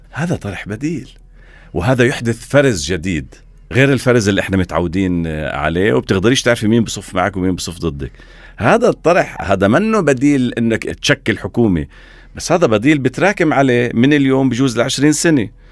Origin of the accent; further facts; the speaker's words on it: Israel; احنا الفلسطينيين في الداخل